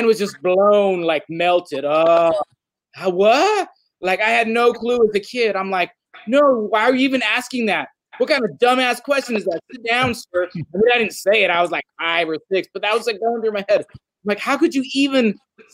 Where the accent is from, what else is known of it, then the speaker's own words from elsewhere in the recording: California, United States; I was from Cali.